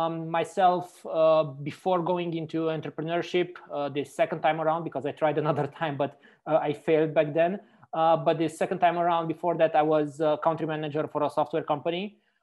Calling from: Frankfurt, Hesse, Germany; I'm calling from Frankfurt in Germany right now.

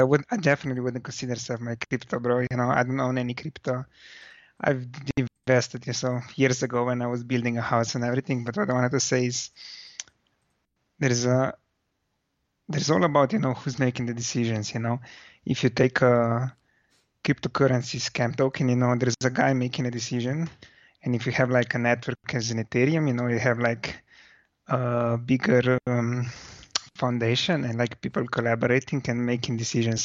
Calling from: Slovenia; I'm calling from Slovenia.

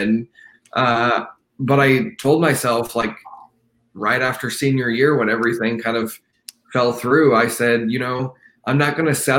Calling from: Fort Worth, Texas, United States; I am calling from Fort Worth, Texas.

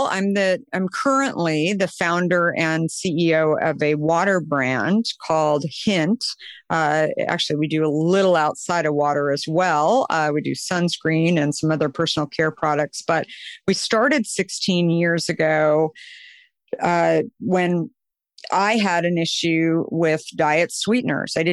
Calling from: California, United States; I am in Marin County, just over the San Francisco Golden Gate Bridge.

